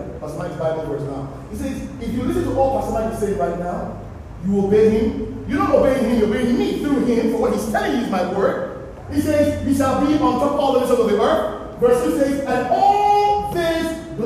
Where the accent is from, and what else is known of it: Nigeria; accent: Nigerian